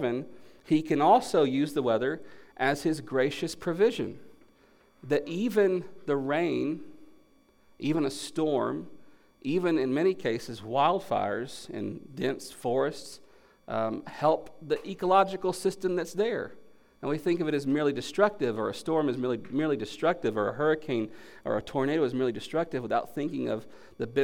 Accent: North Carolina, United States; moved away as an adult; also born or lived in Tennessee / Kentucky / Central Florida / Texas; I grew up in North Carolina, moved to Tennessee for Bible college

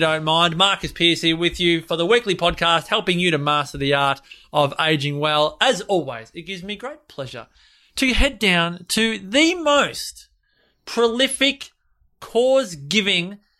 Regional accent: Australia

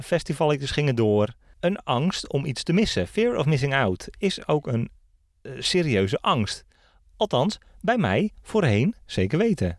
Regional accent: Netherlands

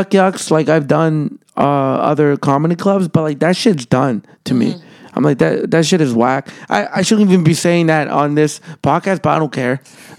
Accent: El Salvador; born there; Because when I was born in El Salvador, I was born during an earthquake.

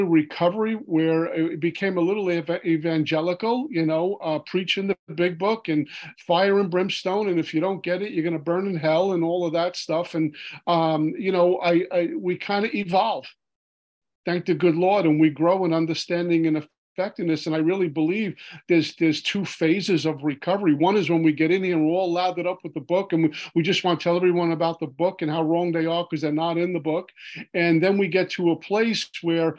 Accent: New York City, New York, United States; growing up in Brooklyn, New York

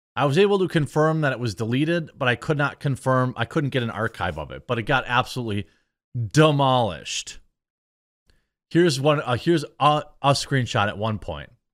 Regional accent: Midwest, United States; I'm from the Midwest

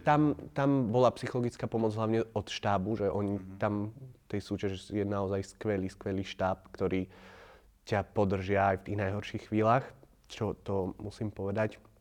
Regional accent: Považská Bystrica, Trenčín Region, Slovakia; moved away as an adult; also born or lived in Trnava; v 18 rokoch som opustil Považsku, išiel som na vysokú školu

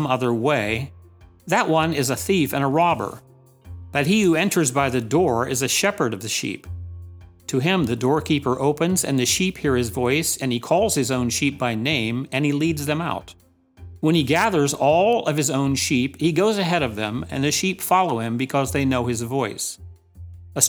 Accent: Delaware, United States; I'm from Delaware, tiny small state.

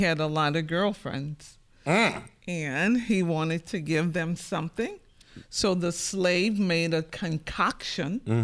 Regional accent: St. Bernard Parish, Louisiana, United States; We grew up in St. Bernard Parish, on the outskirts of the city

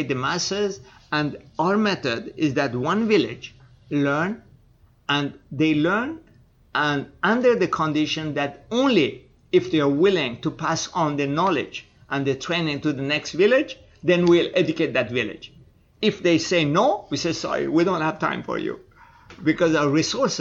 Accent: Iran; moved away; also born or lived in Canada; Yes, I am

